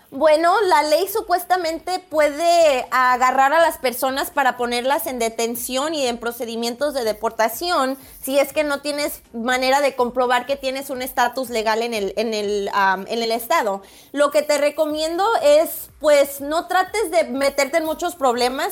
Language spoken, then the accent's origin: Spanish; Guadalajara, Jalisco, Mexico; now in San Diego, United States; México, Guadalajara